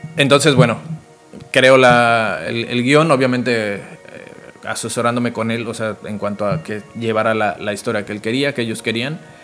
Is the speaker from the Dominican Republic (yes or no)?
no; Zamora, Michoacán, Mexico; moved away as an adult; also born or lived in Cancún, Mexico; soy de Morelia, bueno, específicamente de Zamora, Michoacán